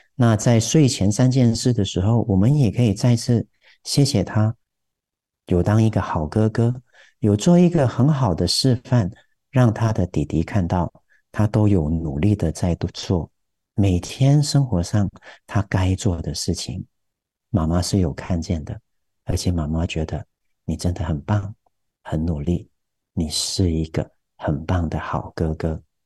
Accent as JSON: {"language": "Chinese", "country": "Taiwan", "said": "我们台湾人说的那个 feel"}